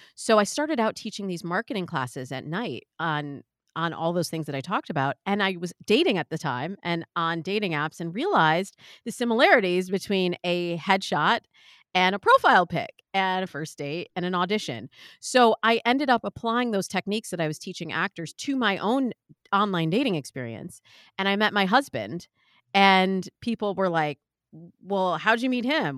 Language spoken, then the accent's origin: English; Midwest, United States; I'm from the Midwest